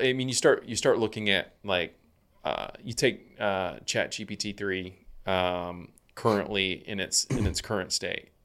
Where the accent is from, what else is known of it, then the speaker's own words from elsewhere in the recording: Georgia, United States; I grew up in Georgia